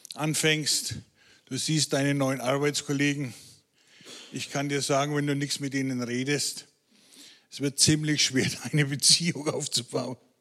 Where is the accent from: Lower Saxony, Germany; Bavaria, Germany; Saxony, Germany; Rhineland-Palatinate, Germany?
Bavaria, Germany; Franconia; Als Franke